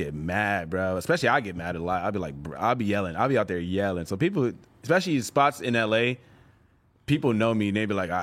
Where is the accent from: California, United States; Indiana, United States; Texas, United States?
California, United States; Los Angeles; I grew up surfing in Venice